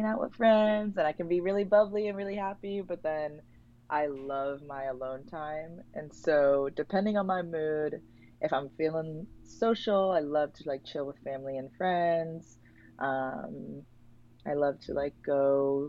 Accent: New York City, New York, United States; I grew up in Spanish Harlem, New York City

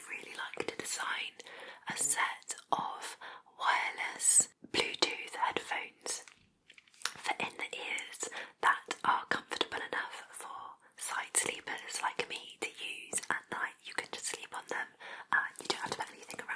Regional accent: Plymouth, South West England, United Kingdom; I am from the southwest of England. So, I was born in Plymouth

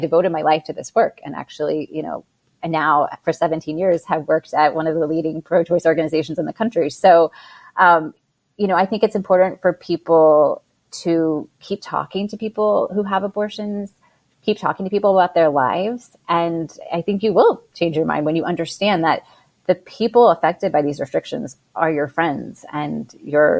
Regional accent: Texas, United States; moved away; I grew up in Texas

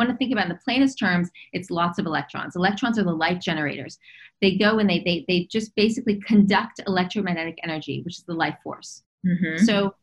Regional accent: Los Angeles, California, United States; I was raised in Los Angeles. I was raised in Hollywood.

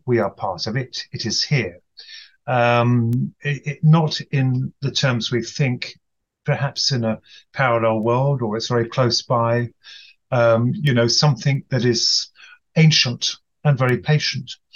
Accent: United Kingdom; from the UK, evidently.

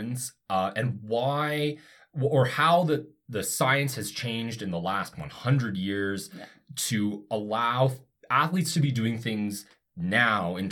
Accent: Canada; I'm from Canada

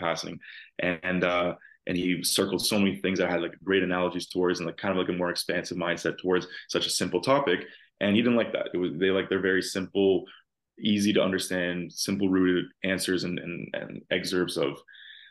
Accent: Toronto, Ontario, Canada; I'm from Toronto, Canada, and a little bit outside the actual city

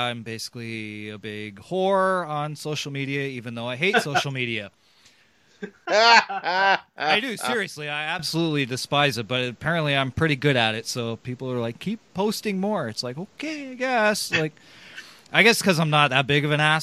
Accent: Canada; I'm from, you know, across the border

